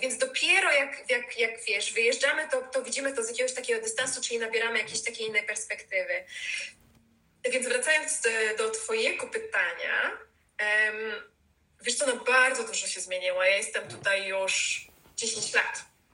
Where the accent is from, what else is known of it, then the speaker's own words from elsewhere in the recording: Poland; moved away as an adult; now in London, United Kingdom; się urodziliśmy w tak Polsce